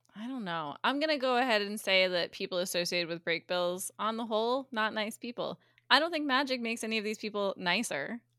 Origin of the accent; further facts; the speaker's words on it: United States; I'm American